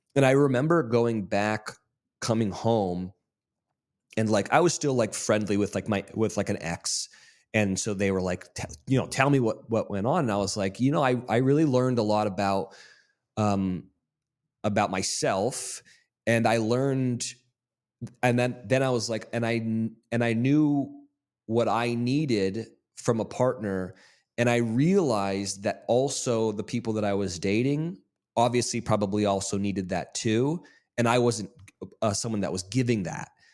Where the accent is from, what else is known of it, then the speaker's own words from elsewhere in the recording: Monterey or Carmel, California, United States; moved away as an adult; also born or lived in Mississippi; we grew up in Monterey or Carmel, California